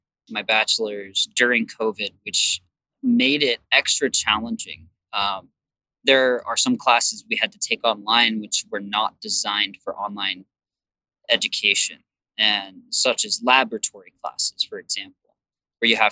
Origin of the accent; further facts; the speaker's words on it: Provo, Utah, United States; also born or lived in Salt Lake City, Utah / California / Washington / Oregon; most of my life, I grew up in Provo and Orem